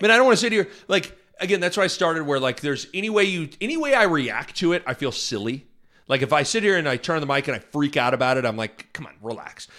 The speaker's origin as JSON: {"language": "English", "town": "Lincoln", "region": "Nebraska", "country": "United States", "tie": "born or raised there", "also_born_or_lived": "Omaha", "said": "growing up in Lincoln and, and living in both Lincoln and Omaha"}